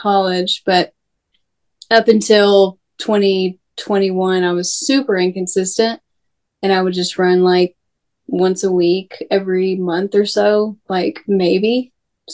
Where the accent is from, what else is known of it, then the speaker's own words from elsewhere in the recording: near Dalton, Georgia, United States; moved away; Dalton was actually, a town that I grew up nearby. Like, it's like an hour away from my hometown